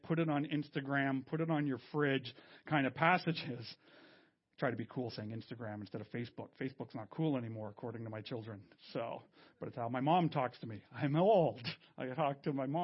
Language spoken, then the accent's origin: English; Canada; I'm French Canadian